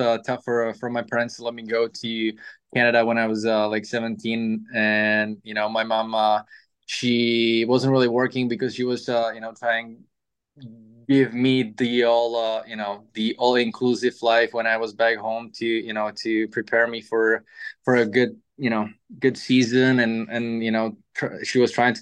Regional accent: Pardubice, Pardubice Region, Czechia; moved away as an adult; also born or lived in Třinec / Russia; my hometown, Pardubice.

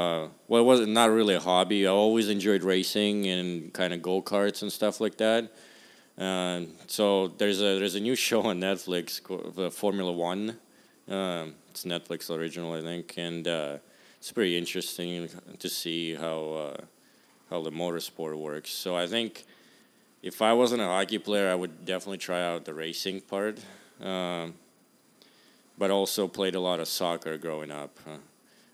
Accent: Russia; also born or lived in Arizona; now in San Jose, United States; I'm from Russia

